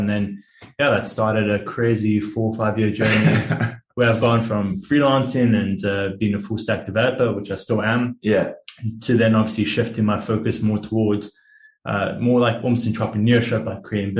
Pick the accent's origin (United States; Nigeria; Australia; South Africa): South Africa; born there; moved away; So I'm a South African born, but I've been traveling and working online for about 5 years now, you could say.